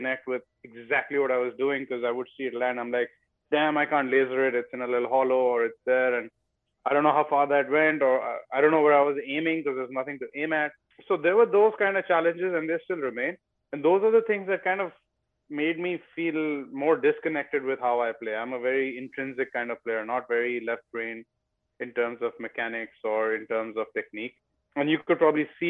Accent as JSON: {"language": "English", "region": "West Bengal", "country": "India", "tie": "born or raised there", "moved": "as an adult", "lives_now": "United States", "said": "I grew up in India learning in a very old school fashion"}